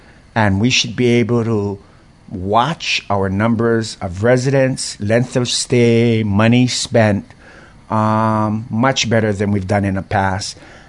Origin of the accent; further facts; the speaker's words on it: Hawaii, United States; I felt it as a Hawaiian boy growing up in different places where, you know, the purse gets pulled closer and, you know, you look kind of funny on the city bus.